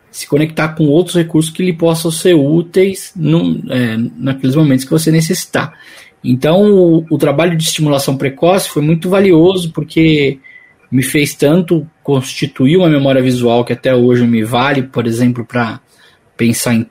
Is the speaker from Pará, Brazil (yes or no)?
no; São Paulo, Brazil; Eu moro aqui no ABC, vivo aqui no ABC, sou paulista, né? Sou aqui do grande ABC, e mas sempre tive atividades profissionais em São Paulo